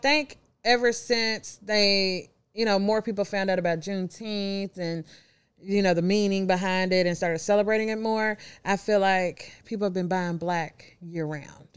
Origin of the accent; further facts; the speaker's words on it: Louisville, Kentucky, United States; moved away as an adult; now in Memphis, United States; I'm originally from Louisville, Kentucky, born and raised.